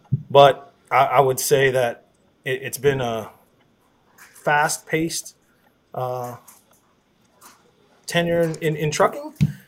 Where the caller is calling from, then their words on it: Converse, Texas, United States; So, I'm currently calling in from Converse, Texas.